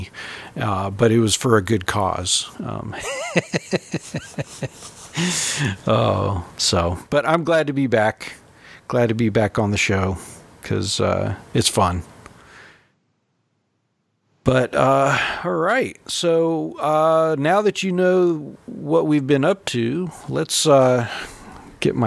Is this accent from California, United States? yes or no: yes; California, United States; moved away; Growing up in California, I had the Sierra Nevadas